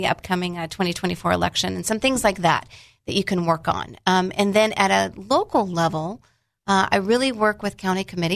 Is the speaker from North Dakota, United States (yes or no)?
no; Georgia, United States; also born or lived in Tennessee; now in Arkansas, United States; I moved here from Tennessee. Yeah. I'm originally from Georgia.